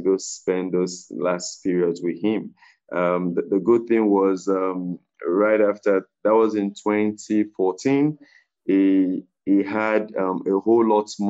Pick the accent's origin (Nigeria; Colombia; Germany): Nigeria; Lagos; moved away as an adult; also born or lived in Ile-Ife, Nigeria / Canada; I was born in Lagos, Nigeria